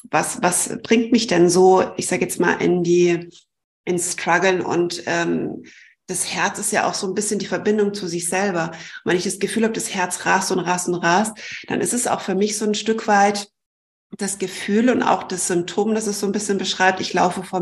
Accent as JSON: {"language": "German", "country": "Germany", "said": "obwohl ich eigentlich Deutsche bin, ähm, muss ich meine Heimat aufgeben"}